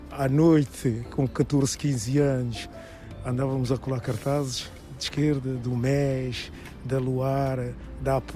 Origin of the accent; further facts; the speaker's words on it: Trafaria, Lisbon, Portugal; also born or lived in São Tomé and Príncipe / Alfama, Lisbon; Nasci em São Tomé e Príncipe, vim para Portugal com dois anos, fui viver para Alfama, para a Rua dos Remédios, estive um ano em Alfama e depois fomos viver para a Margem Sul.